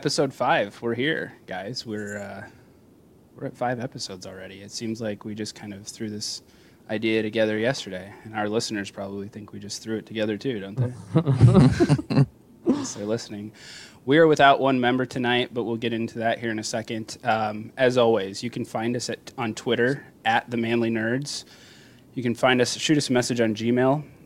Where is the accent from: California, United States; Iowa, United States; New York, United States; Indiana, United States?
Iowa, United States; We're all from Iowa, so we are Central Standard Time